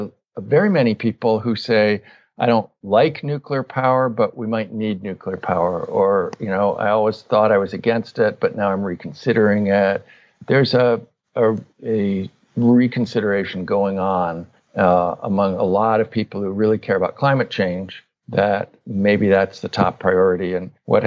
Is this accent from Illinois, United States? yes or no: no; Northern California, United States; So I grew up in Northern California in the 1970s, 60s and 70s.